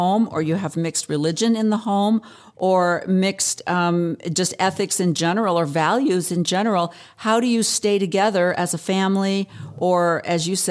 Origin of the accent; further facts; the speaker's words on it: Pacific Northwest, United States; moved away as an adult; also born or lived in Oregon; now in Arizona, United States; I'm from the Pacific Northwest